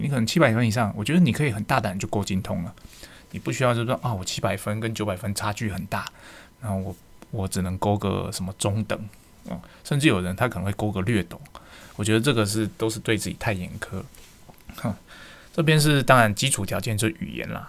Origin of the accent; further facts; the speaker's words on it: Taiwan; 我们台湾人